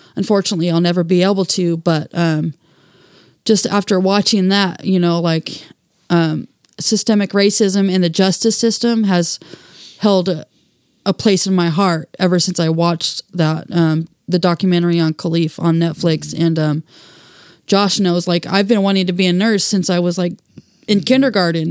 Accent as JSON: {"language": "English", "town": "Portland", "region": "Oregon", "country": "United States", "tie": "born or raised there", "said": "friends that I grew up here with in Saint John's"}